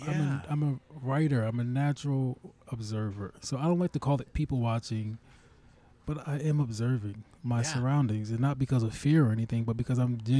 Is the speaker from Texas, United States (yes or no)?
no; Plainfield, New Jersey, United States; also born or lived in Minneapolis; I'm from New Jersey. Oh. Yeah, Plainfield, New Jersey.